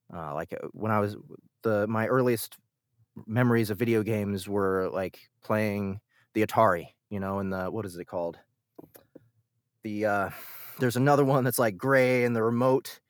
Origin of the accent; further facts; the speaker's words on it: Kansas City, Missouri, United States; I'm born and raised in Kansas City.